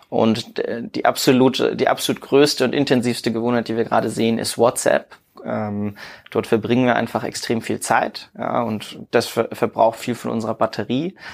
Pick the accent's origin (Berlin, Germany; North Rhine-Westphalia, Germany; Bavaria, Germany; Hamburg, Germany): Bavaria, Germany; Würzburg; also ich denke dabei immer an meine Heimatstadt {S0} Würzburg